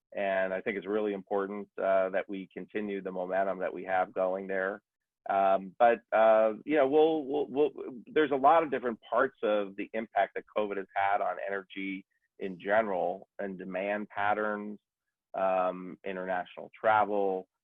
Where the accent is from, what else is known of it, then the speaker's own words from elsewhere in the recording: United States; I'm an American